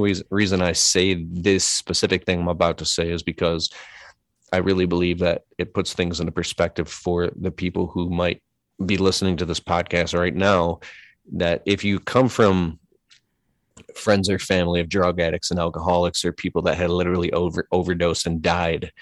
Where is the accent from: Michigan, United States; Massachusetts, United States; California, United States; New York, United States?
Michigan, United States; Detroit; I grew up in Metro Detroit. We're here in Michigan